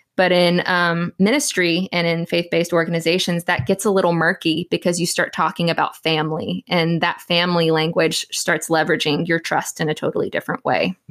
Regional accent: Southeast Texas, United States; I'm actually a born and raised Texan. Born and raised in Southeast Texas

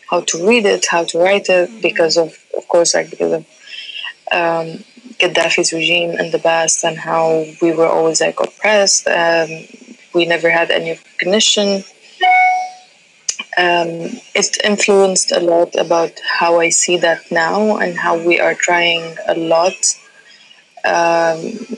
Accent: Libya; first language Tamazight; English is a second language; I always spoke the language, it's, it's my mother tongue. Yeah. But we grew up learning Tamazight first and then learning Arabic at a young age. Mm-hmm. And even though like most people in Libya are um, don't know this as well

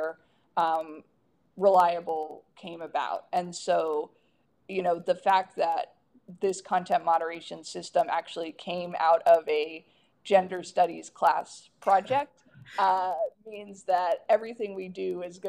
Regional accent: the South, United States; growing up in the South

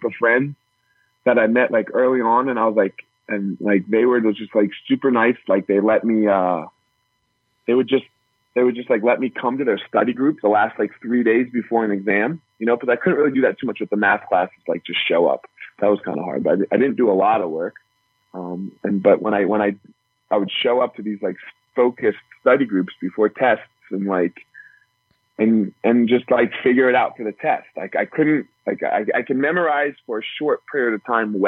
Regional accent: New Jersey, United States; moved away as an adult; now in Colorado, United States; I grew up in New Jersey, and then I moved to Colorado to go to college

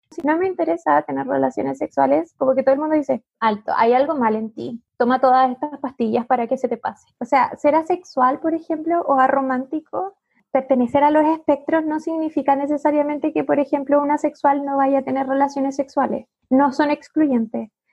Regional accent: Concepción, Biobío, Chile; now in Santiago, Chile; yo vivo sola aquí en Santiago, soy de Concepción en realidad

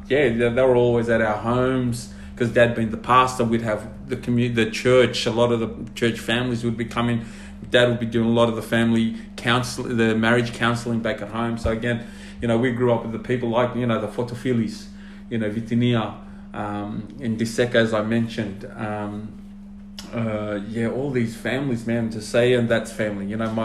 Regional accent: Sydney, New South Wales, Australia; also born or lived in Sigatoka, Fiji / Maitland, New South Wales; we grew up in Inner West. Like, you know, church was in Annandale.

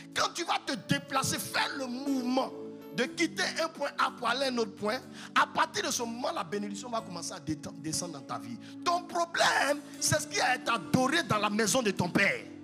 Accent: Yamoussoukro, Côte d’Ivoire; je viens de la Côte d'Ivoire, précisément à Yamsokro, la capitale, la plus belle ville au monde

